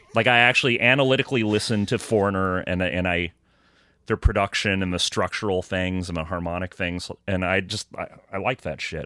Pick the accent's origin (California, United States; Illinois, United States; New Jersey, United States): Illinois, United States; Rockford; I'm from Rockford, Illinois.